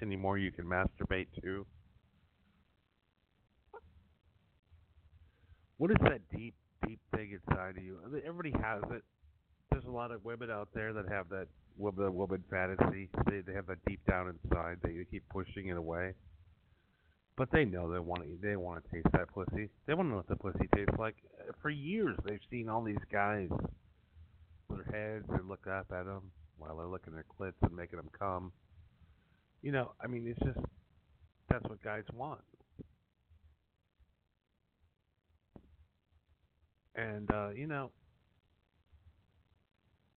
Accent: Madison, Wisconsin, United States; moved away as an adult; also born or lived in New York; I grew up in Wisconsin

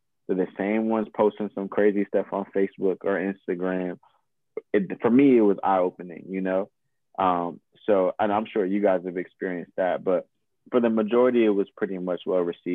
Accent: New Jersey, United States; also born or lived in Chapel Hill, North Carolina; now in Chapel Hill area, North Carolina, United States; I'm from Jersey

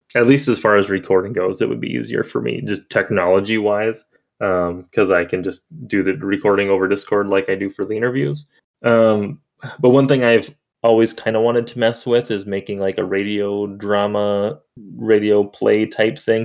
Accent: Minnesota, United States; I was born in December, so and in Minnesota, so I generally like the snow and stuff.

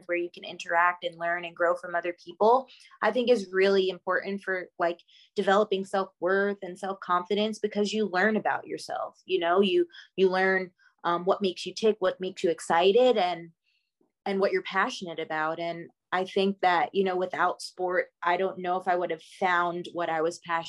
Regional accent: Long Island, New York, United States; moved away; I grew up in Long Island, New York

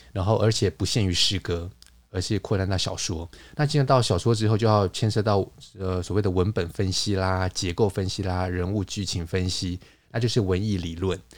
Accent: Taiwan; also born or lived in Paris, France; 像我们台湾这边可能有一些习俗

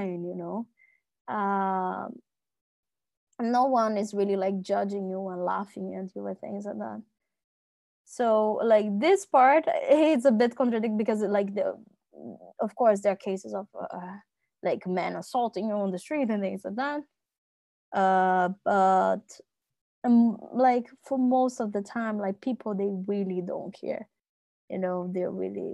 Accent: Brazil; moved away as an adult; now in Netherlands; being Brazilian

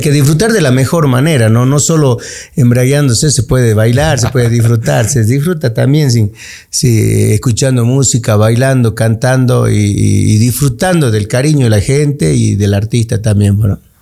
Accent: Villamontes, Tarija, Bolivia; a mi pueblo, a Villamonte, a mi Chaco

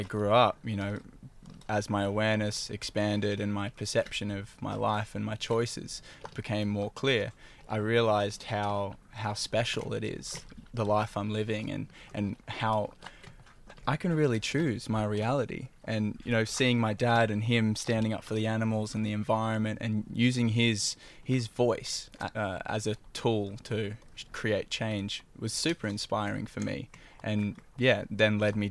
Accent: Byron Shire, New South Wales, Australia; also born or lived in Suffolk; I grew up in the Byron Shire, you know, born in Suffolk, and spent, you know, all my childhood bouncing around the Shire from house to house

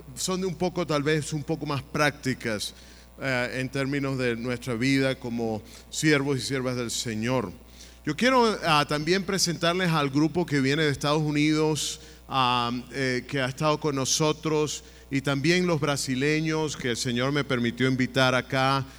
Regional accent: Venezuela; now in United States; mi país natal de Venezuela

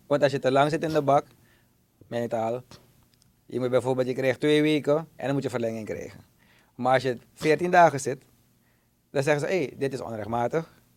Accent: Suriname; als Surinamers

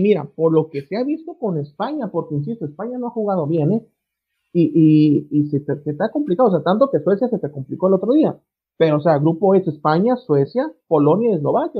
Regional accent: Mexico; es México, somos la torre de Babel aquí

